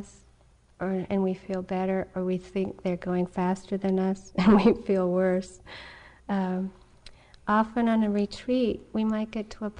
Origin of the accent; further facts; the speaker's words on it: New England, United States; I grew up in New England